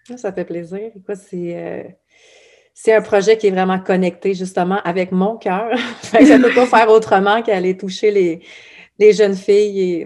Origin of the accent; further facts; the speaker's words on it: Abitibi, Quebec, Canada; je viens de l'Abitibi